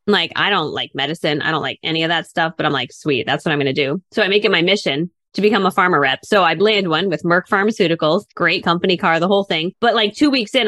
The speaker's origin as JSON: {"language": "English", "region": "Connecticut", "country": "United States", "tie": "born or raised there", "said": "I grew up in Connecticut"}